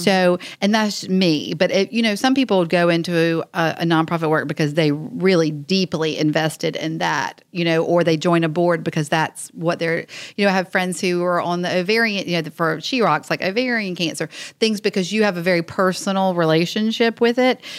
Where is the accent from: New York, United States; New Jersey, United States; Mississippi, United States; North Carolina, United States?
North Carolina, United States; Wilmington; I'm originally born and raised in Wilmington, so I love Wilmington